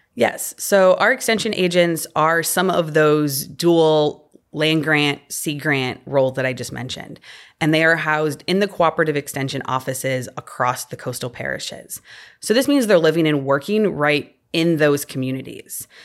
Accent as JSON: {"language": "English", "region": "Illinois", "country": "United States", "tie": "born or raised there", "also_born_or_lived": "Missouri / Delaware", "moved": "as an adult", "lives_now": "Louisiana, United States", "said": "growing up in Illinois"}